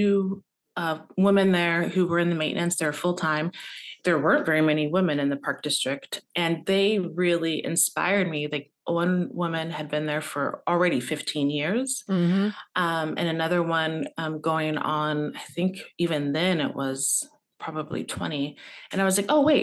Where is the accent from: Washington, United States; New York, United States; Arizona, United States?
Washington, United States; Tacoma; I was born and raised in Tacoma, Washington